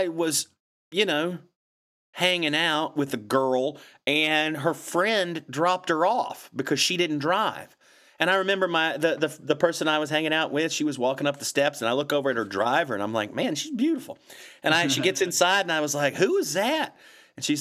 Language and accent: English; Blacksburg, Virginia, United States; moved away as an adult; also born or lived in Monmouth, Maine; I grew up in Blacksburg, and I went to Virginia Tech in Blacksburg, so I was a townie